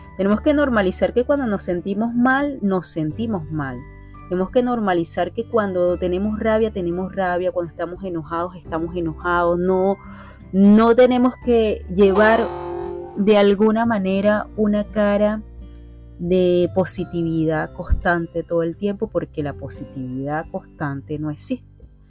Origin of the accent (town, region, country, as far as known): Venezuela